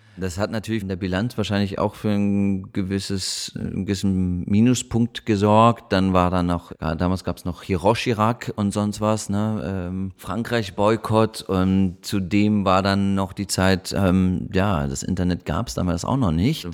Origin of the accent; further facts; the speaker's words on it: Munich, Bavaria, Germany; moved away; also born or lived in Berlin; Ich bin, ich bin da in München aufgewachsen, war auf der französischen Schule